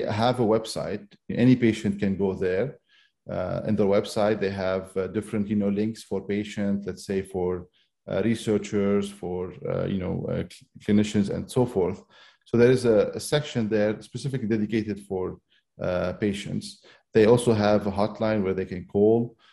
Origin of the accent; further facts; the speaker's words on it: Lebanon; moved away as an adult; now in United States; I'm originally from Lebanon